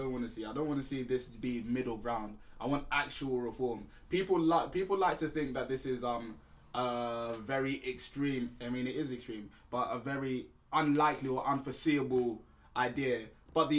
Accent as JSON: {"language": "English", "region": "England", "country": "United Kingdom", "tie": "born or raised there", "said": "I was born in England. So really, I am from England, alongside these places where my heritage"}